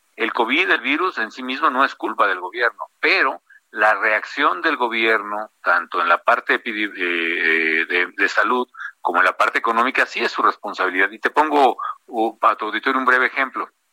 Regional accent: Morelia, Michoacán, Mexico; also born or lived in Cambridge, United States; en Morelia, en mi tierra

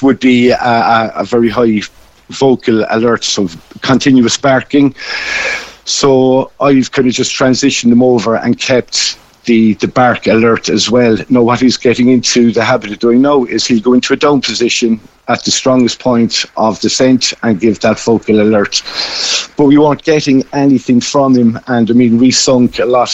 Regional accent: Cobh, Munster, Ireland; moved away as an adult; I'm originally from Cove, PJ. I'm just currently living down in Kishgame at the moment

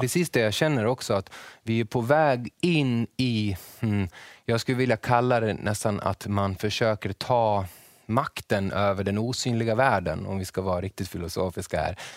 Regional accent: Borlänge, Dalarna County, Sweden; jag är från Borlänge och jag är väldigt, bor väldigt nära en älv

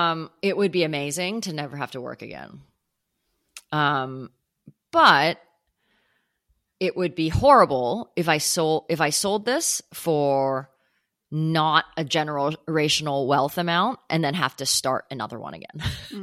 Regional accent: Canada; also born or lived in United States / Hong Kong; now in New York, United States; Born in the US, grew up in Hong Kong and Canada, and then moved to New York some years ago. So kind of everywhere. But home is like, I would consider Canada home.

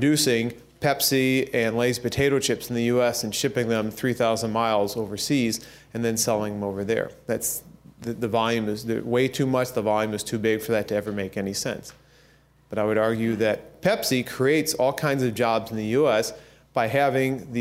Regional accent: Peoria, Illinois, United States; my hometown of Peoria, Illinois

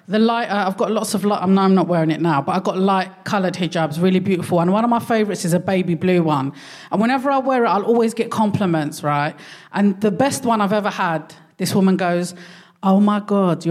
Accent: London, United Kingdom; first language Darija; English is a second language

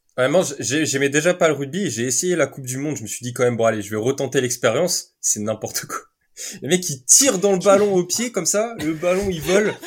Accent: Vannes, Brittany, France; je viens de Vannes en Bretagne

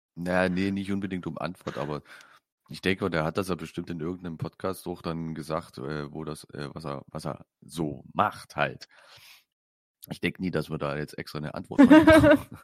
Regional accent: Saxony, Germany; Ich bin Sachse

